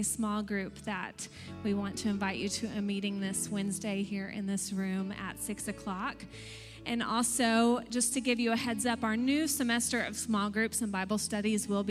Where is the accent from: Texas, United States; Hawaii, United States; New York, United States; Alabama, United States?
Texas, United States; now in Pennsylvania, United States; I'm from Texas